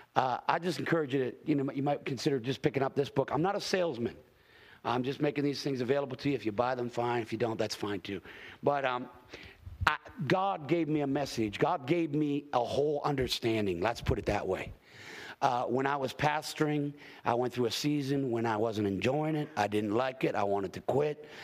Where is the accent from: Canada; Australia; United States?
Canada; Hamilton, Ontario; I grew up in Hamilton, Ontario